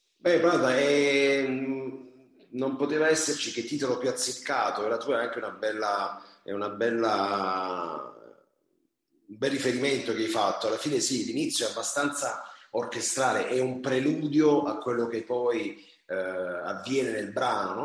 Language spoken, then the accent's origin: Italian; Taranto, Apulia, Italy; io sono nativo di, e vivo a Taranto, una città appunto sul mare